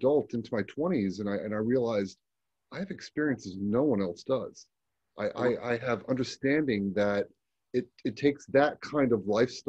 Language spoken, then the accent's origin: English; Florida, United States; also born or lived in California; I grew up in the Florida down by the Everglades.